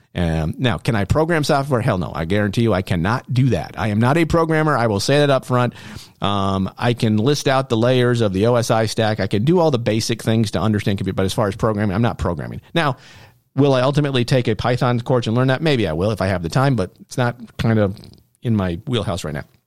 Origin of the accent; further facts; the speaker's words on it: Norwood, New York, United States; also born or lived in Malone, New York; I was born in Malone, but my parents quickly moved, um, to Norwood, New York, where I spent my formative years